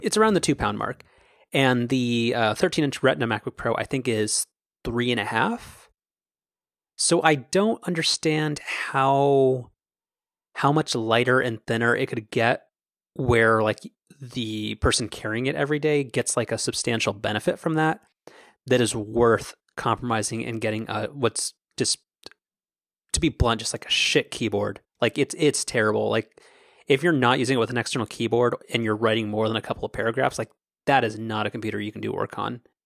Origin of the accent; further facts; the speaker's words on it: United States; I'm an American